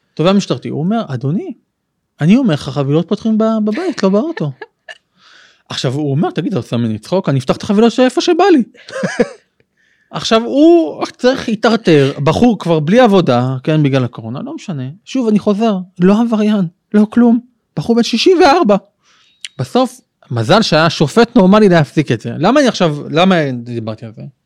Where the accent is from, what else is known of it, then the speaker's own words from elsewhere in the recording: Ashkelon, Southern District, Israel; now in Modi'in, Israel; אני גדלתי בבית אה, של הציונות הדתית, כיפה סרוגה קלאסית, אה, באשקלון